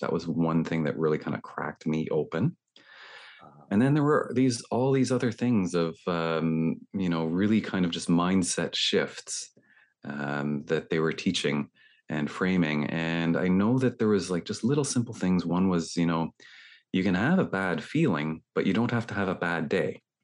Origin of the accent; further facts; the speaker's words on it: Toronto, Ontario, Canada; I'm talking here from Toronto in Canada